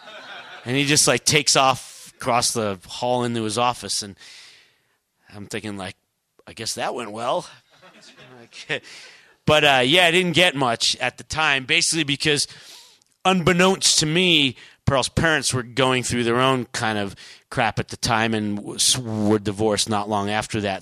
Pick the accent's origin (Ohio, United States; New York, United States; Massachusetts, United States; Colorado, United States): New York, United States; growing up in New York